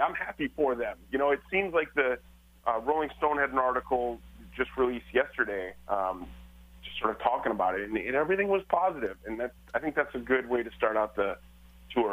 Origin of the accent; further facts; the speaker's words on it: Michigan, United States; moved away; I'm from Michigan and the Detroit Flint